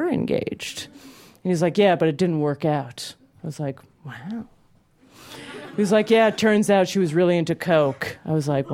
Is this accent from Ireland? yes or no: no; Calgary, Alberta, Canada; moved away; I grew up in Calgary, Alberta, Canada. I go home for Christmas and Hanukkah and often